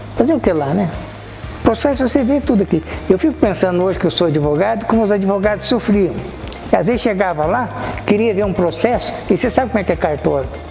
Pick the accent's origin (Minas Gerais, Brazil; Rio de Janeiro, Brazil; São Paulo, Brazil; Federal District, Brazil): Minas Gerais, Brazil; also born or lived in Goiás; now in Cascavel, Brazil; eu sou mineiro